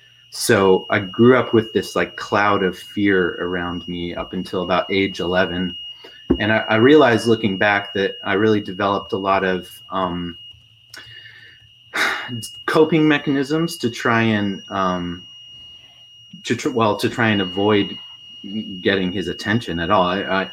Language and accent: English; Ridgefield, Connecticut, United States; also born or lived in Oregon; Yeah, in a small town in Connecticut called Ridgefield.